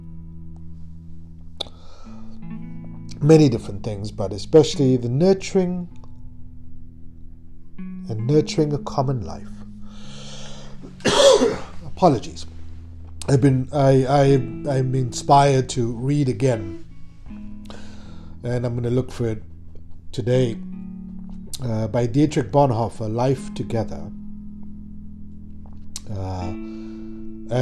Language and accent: English; Cape Town, Western Cape, South Africa; moved away; I grew up in Cape Town watching many American movies